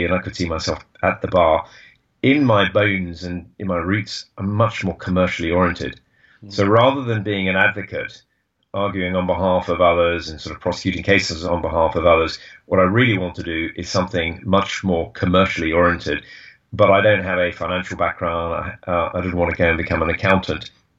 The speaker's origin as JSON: {"language": "English", "region": "England", "country": "United Kingdom", "said": "I lived in Boston, which is an easy place to live as an Englishman."}